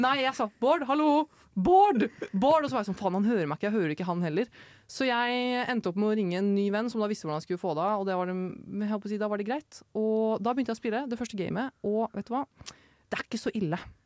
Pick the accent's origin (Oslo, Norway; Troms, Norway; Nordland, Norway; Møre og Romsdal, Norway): Oslo, Norway; jeg er fra Oslo sentrum